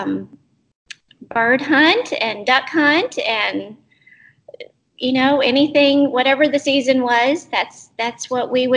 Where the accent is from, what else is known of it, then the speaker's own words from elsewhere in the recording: Albany, Texas, United States; I grew up in Albany, Texas